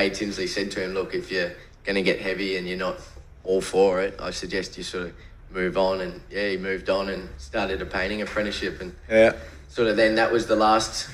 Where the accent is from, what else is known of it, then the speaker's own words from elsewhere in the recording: Gold Coast, Queensland, Australia; I was born in Southport Hospital